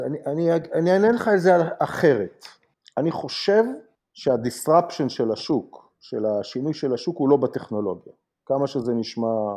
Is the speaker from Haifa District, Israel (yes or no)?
yes; Haifa, Haifa District, Israel; moved away as an adult; now in United States; אני חיפאי במקור